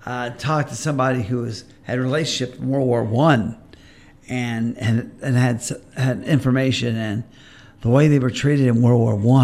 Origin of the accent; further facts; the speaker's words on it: Florida, United States; now in Vincennes, Indiana, United States; I grew up in Florida in the elementary school